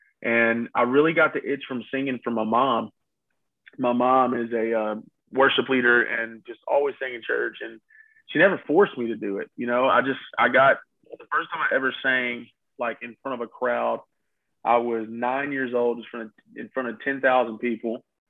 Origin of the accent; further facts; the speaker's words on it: Houma, Louisiana, United States; I'm 33, and I am from Houma, Louisiana.